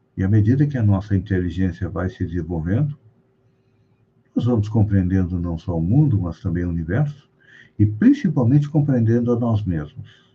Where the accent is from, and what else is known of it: Brazil